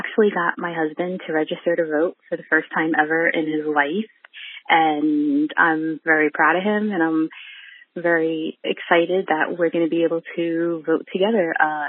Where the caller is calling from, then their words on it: New York, United States; I'm calling from New York